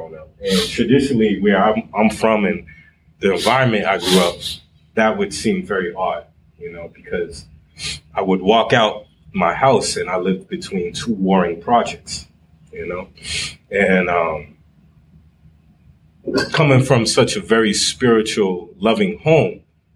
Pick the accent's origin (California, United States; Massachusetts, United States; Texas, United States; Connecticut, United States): Massachusetts, United States; Boston; I'm from Boston. Actually, I'm from the Roxbury area.